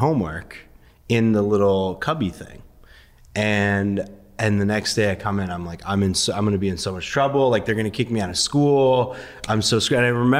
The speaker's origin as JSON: {"language": "English", "region": "Connecticut", "country": "United States", "tie": "born or raised there", "also_born_or_lived": "Iran", "first_language": "Persian", "second_language": "English"}